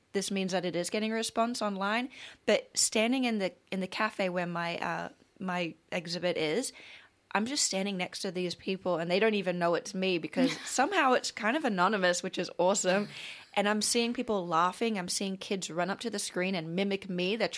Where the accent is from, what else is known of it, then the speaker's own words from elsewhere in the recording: Australia; moved away as an adult; now in Los Angeles, United States; I've always had a really pleasant experience being an Australian